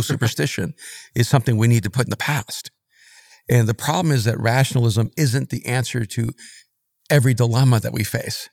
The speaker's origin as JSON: {"language": "English", "country": "El Salvador", "also_born_or_lived": "New York / Miami", "moved": "yes", "said": "I'm from El Salvador"}